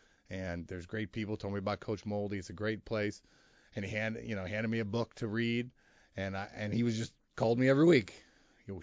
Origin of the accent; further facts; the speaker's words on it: Wheaton, Illinois, United States; You know, I grew up in Wheaton, Illinois.